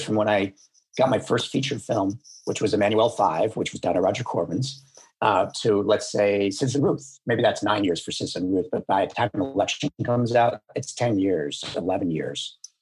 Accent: Buffalo, New York, United States; moved away; I'm from Buffalo, New York

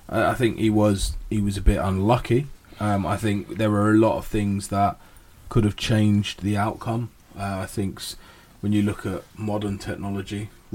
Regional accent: United Kingdom; I'm British.

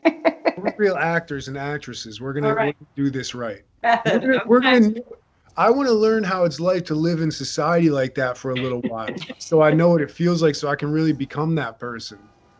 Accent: Upper Dublin, Pennsylvania, United States; born or raised there

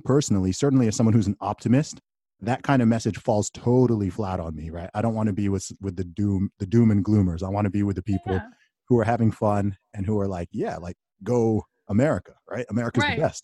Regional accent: United Kingdom; I'm saying this as a Brit, right? I'm overseas

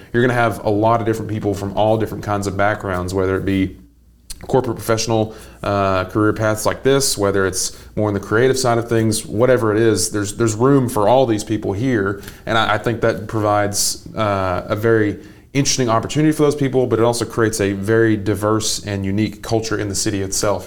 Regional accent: Athens, Tennessee, United States; now in Chattanooga, United States; I'm from about an hour up the road near Athens, Tennessee

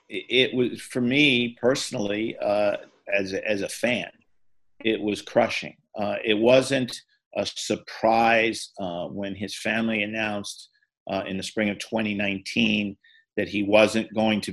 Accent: New York City, New York, United States; I grew up in New York City.

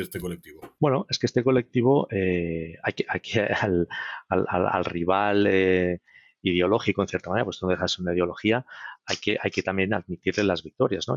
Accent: Spain

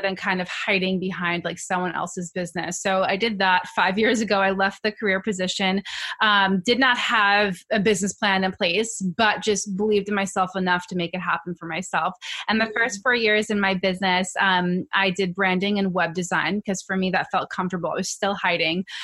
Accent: New York City, New York, United States; I'm from New York, na- native New Yorker

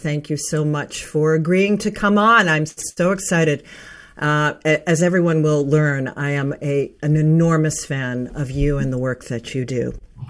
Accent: Pittsburgh, Pennsylvania, United States; moved away; there is a training in my hometown of Pittsburgh, Pennsylvania, with Al Gore.

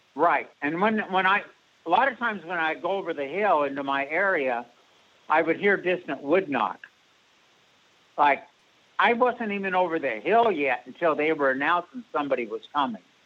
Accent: Pacific Northwest, United States; also born or lived in Springfield, Oregon; now in Illinois, United States; I was born and raised in the Pacific Northwest

